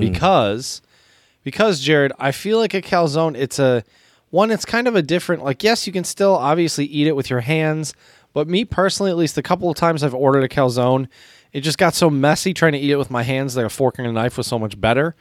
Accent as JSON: {"language": "English", "country": "United States", "said": "as an American"}